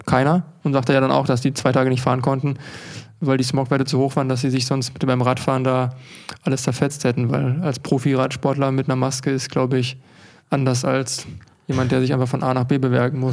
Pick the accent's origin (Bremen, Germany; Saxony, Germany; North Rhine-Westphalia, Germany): North Rhine-Westphalia, Germany; Unna; Dann kommen wir gerade aus Unna